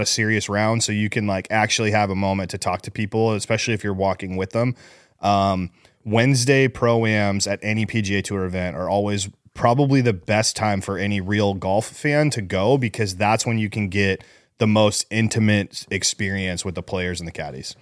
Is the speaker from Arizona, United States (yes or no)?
yes; Scottsdale, Arizona, United States; born or raised there